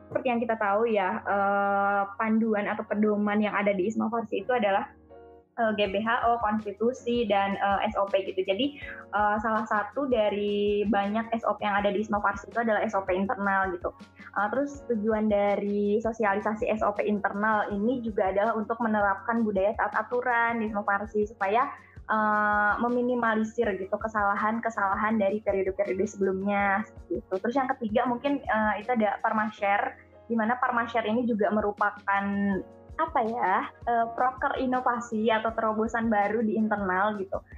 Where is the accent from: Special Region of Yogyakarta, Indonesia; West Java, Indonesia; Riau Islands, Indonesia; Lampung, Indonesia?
West Java, Indonesia; Perkenalkan, Uh … dari hmm, hmm. Malaya, wilayah Priangan. Aku asli Sunda.